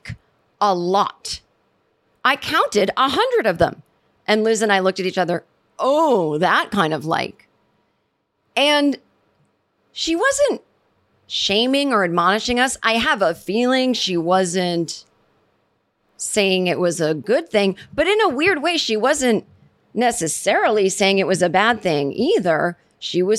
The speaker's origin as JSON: {"language": "English", "region": "Massachusetts", "country": "United States", "tie": "born or raised there", "said": "growing up in Massachusetts, as did"}